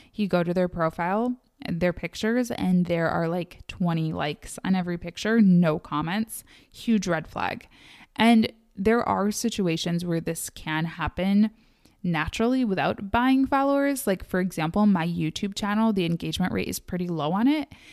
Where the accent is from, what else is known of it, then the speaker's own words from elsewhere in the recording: Midwest, United States; I am from the Midwest.